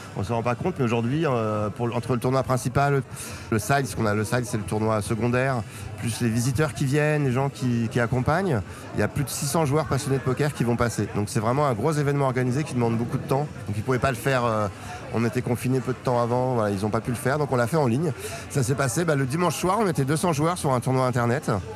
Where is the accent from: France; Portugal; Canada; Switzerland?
France; Paris, Île-de-France; d'où je viens Paris 14e jusqu'à mes 22 ans, enfin le Paris, région parisienne.